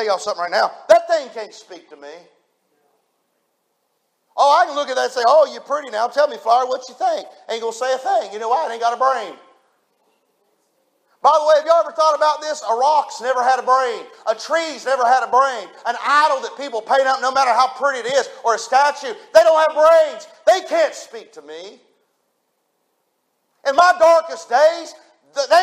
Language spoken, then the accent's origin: English; United States; I was raised on the New River